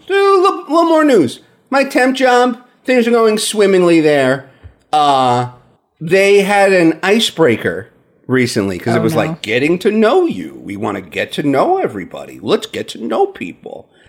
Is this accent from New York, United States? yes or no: yes; New York, United States; Oh, I'm originally from New York, you know, but I'm from the country.